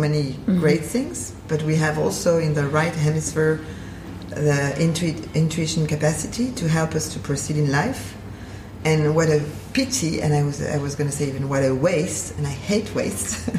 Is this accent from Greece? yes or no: no; Paris, Île-de-France, France; moved away as an adult; now in Basel, Switzerland; I'm originally from Paris.